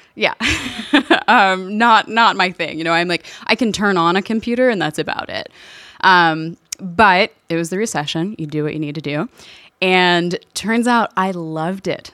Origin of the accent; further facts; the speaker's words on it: Louisville, Kentucky, United States; I'm originally from Louisville, Kentucky. All of my family is there, grew up there